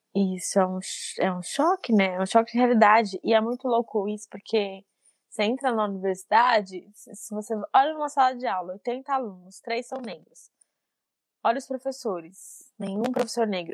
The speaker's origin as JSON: {"language": "Portuguese", "region": "São Paulo", "country": "Brazil", "tie": "born or raised there", "also_born_or_lived": "Guaianazes, São Paulo", "said": "Eu cresci no Itaim Paulista"}